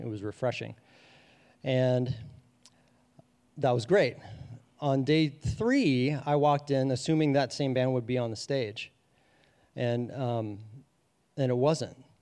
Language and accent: English; Madeira, Ohio, United States; I grew up in Madeira, Ohio, a small, predominantly white suburb of Cincinnati